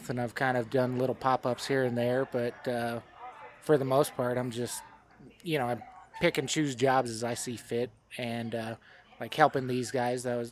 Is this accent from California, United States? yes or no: no; El Paso, Texas, United States; growing up in El Paso